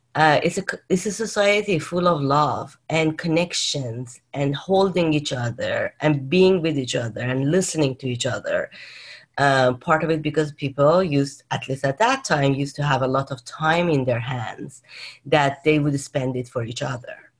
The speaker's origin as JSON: {"language": "English", "town": "Tehran", "region": "Tehran Province", "country": "Iran", "tie": "born or raised there", "moved": "yes", "lives_now": "California, United States", "said": "I was born in Iran, in Tehran"}